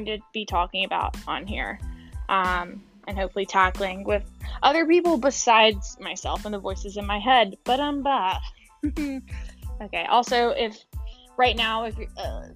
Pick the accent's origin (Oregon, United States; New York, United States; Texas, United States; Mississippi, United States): Mississippi, United States; moved away as an adult; also born or lived in Louisiana; I grew up and lived in Mississippi, the deep south, for 24 years